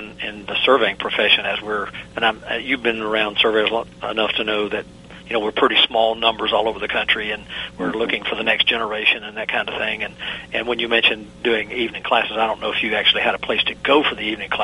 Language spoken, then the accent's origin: English; the South, United States; accent: southern; I have not lost my southern accent